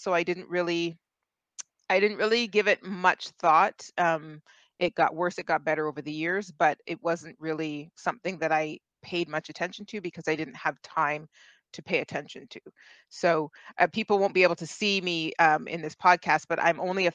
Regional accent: Ontario, Canada; I am from Canada. I'm about an hour west of Toronto

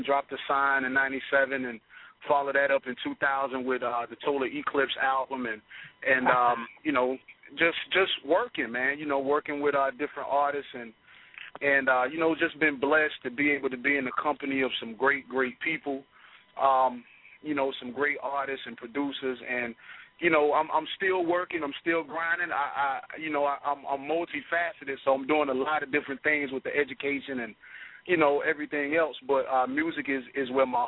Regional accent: Allendale, South Carolina, United States; I'm from Allendale, South Carolina, small town, 10,000 people, something like that.

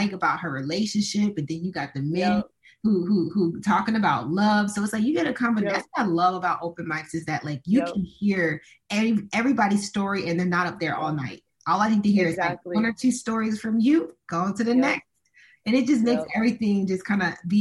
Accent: Tampa, Florida, United States; I'm from Tampa

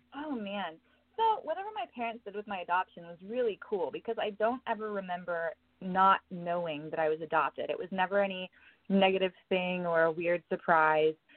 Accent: Oklahoma, United States; also born or lived in Tennessee; now in Los Angeles, United States; I was born in Tennessee, but I spent a lot of my lifetime being raised in Oklahoma on a ranch

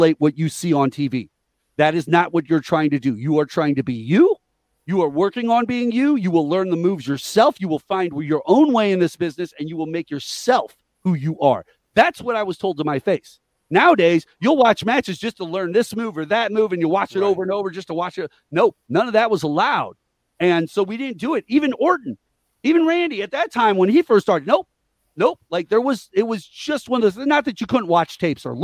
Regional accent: Missouri, United States; we're from Missouri

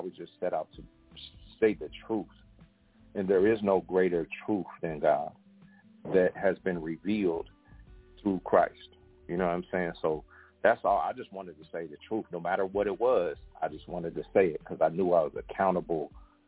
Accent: West Coast, United States; I'm from the West Coast

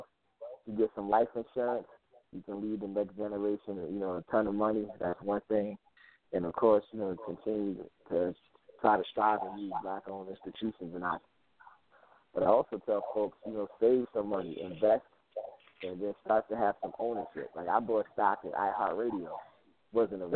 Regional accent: New Jersey, United States; I grew up in New Jersey, and everywhere I went, there was a bodega

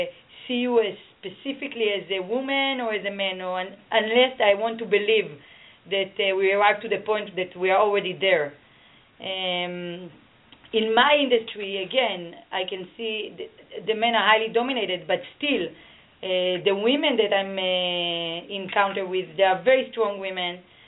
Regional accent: Israel; moved away; I'm originally from Israel.

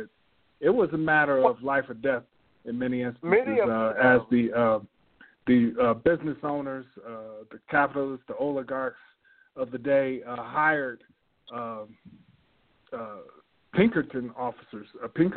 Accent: Denver, Colorado, United States; moved away as an adult; also born or lived in Washington, D.C.; I grew up in Denver

